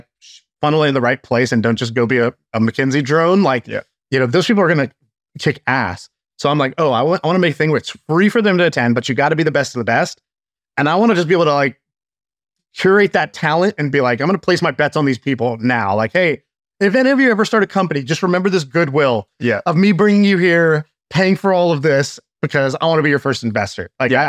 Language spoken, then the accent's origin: English; Australia; It's like, because they're from Australia, I'm from Australia. If they made it, I can make it.